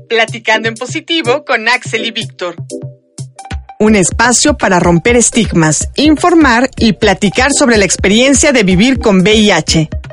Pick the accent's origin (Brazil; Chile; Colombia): Colombia; now in Mexico City, Mexico; mi tierra querida Colombia